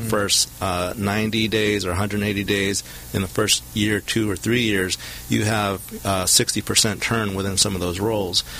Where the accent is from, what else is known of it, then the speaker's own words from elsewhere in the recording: Southern California, United States; I'm a local product, uh, born and raised in Southern California, attended Huntington Park High School